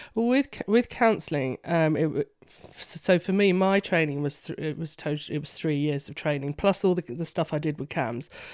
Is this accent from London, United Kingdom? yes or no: yes; London, United Kingdom; now in York, United Kingdom; I'm a Londoner